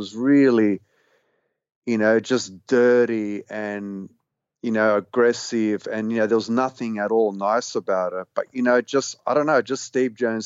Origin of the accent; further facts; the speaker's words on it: Australia; being an Australian, you know, loving like the sort of the stuff that everyone else did at that stage, being a teenager at school